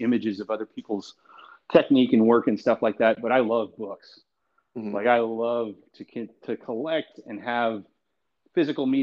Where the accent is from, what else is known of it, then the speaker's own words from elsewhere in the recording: Southwest Colorado, United States; moved away as an adult; also born or lived in Nashville, Tennessee; now in Oklahoma City, United States; I grew up in Southwest Colorado on a horse ranch